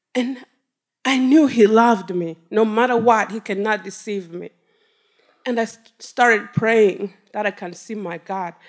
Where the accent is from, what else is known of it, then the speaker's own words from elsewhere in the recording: Rwanda; now in Detroit, United States; I was taken back to my country. I come from Rwanda.